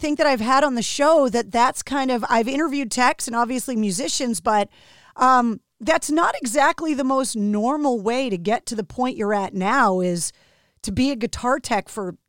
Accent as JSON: {"language": "English", "town": "Boston", "region": "Massachusetts", "country": "United States", "accent": "Boston", "said": "People ask me about my Boston accent and they're like, oh, you don't really sound like you're from Boston."}